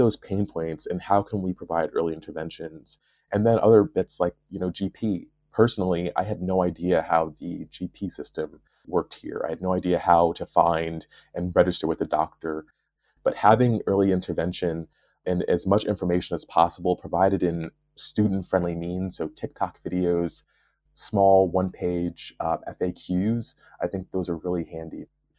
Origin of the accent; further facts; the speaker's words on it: New York, United States; now in Belfast, United Kingdom; You know, I'm a New Yorker. I moved to Belfast without really knowing what to expect, because the only thing that I really knew about the UK was Manchester